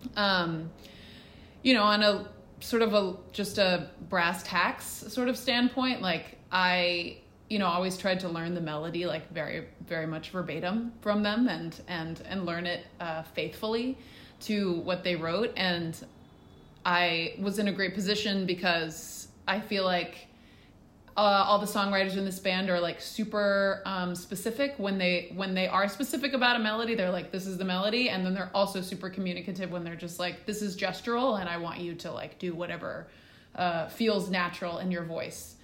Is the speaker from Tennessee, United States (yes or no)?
yes; Hendersonville, Tennessee, United States; also born or lived in Australia; I grew up, uh, outside of Nashville in Hendersonville, Tennessee. Um, we moved there when I was little from Australia